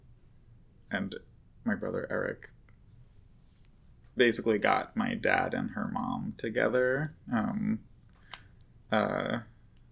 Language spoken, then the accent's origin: English; Boston, Massachusetts, United States; moved away as an adult; also born or lived in Allston, Boston / Brookline, Massachusetts / Portland, Oregon; now in Brooklyn, United States; I grew up in Boston, Massachusetts